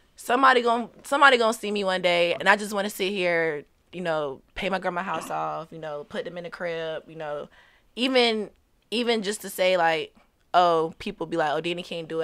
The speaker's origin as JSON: {"language": "English", "town": "Portsmouth", "region": "Virginia", "country": "United States", "tie": "born or raised there", "also_born_or_lived": "St. Louis, Missouri", "said": "I was raised, um, basically my whole life in Virginia"}